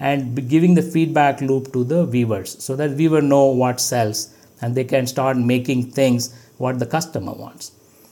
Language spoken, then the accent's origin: English; Madurai, Tamil Nadu, India; our own Aravind Eye Hospital. It is my hometown, but I've never been there.